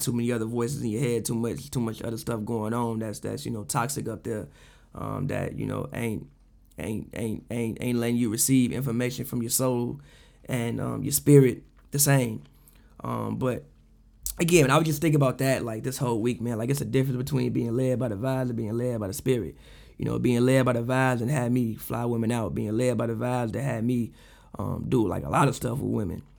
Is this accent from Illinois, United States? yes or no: yes; Chicago, Illinois, United States; growing up in the South Side of Chicago, being the only child